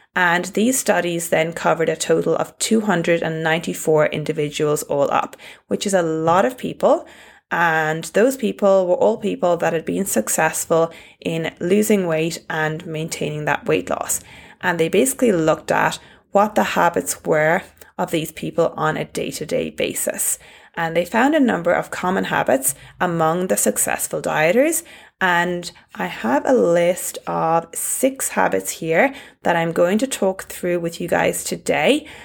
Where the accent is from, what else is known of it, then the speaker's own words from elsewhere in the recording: Ireland; accent: Irish; my Irish accent